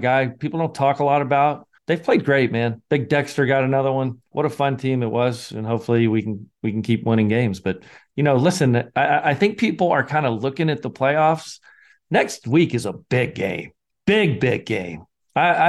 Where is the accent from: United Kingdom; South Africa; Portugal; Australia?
United Kingdom; Scotland; I'm the Scotsman